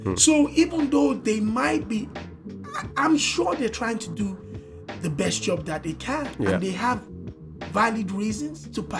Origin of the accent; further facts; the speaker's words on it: Nigeria; As a Nigerian working 24/7